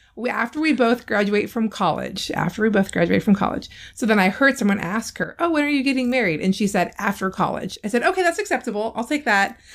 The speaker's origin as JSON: {"language": "English", "region": "California", "country": "United States", "tie": "born or raised there", "moved": "yes", "said": "I grew up in California where middle school starts in the seventh grade."}